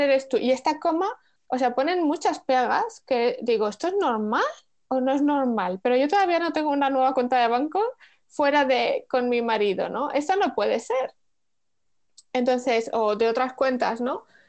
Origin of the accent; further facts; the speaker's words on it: Spain; moved away as an adult; now in Netherlands; siendo española, viviendo en Holanda